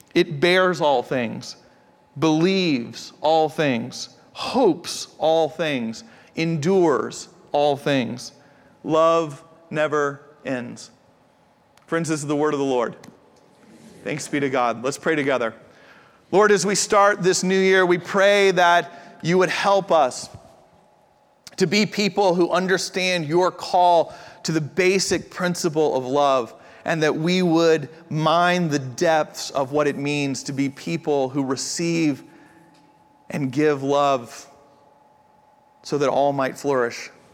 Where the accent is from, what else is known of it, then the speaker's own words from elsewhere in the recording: United States; also born or lived in Japan; I'm from the States